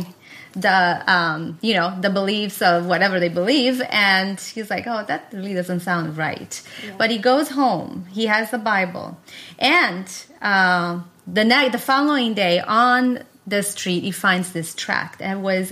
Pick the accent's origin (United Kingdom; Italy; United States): Italy; English is a second language; I was born in Italy and raised there.